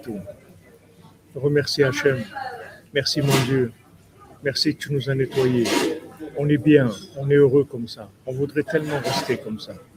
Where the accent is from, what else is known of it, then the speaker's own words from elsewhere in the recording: Toulouse, Occitania, France; quand j'étais jeune à Toulouse